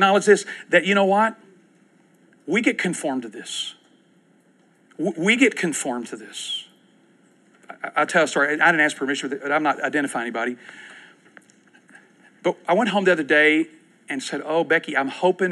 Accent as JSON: {"language": "English", "town": "Winchester", "region": "Kentucky", "country": "United States", "tie": "born or raised there", "moved": "yes", "lives_now": "Oklahoma City, United States", "said": "I grew up in Winchester, Kentucky."}